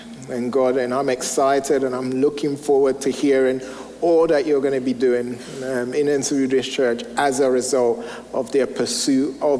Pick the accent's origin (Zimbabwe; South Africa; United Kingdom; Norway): United Kingdom; England; moved away as an adult; now in United States; I'm originally from England, and when my wife and I moved here 12 years ago now, we soon realized how different America and England were.